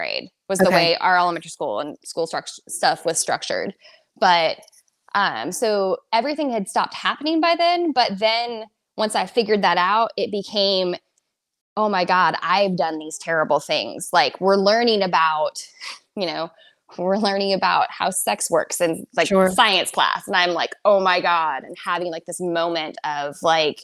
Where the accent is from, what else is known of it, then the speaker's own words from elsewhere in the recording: Southern California, United States; I am from Southern California originally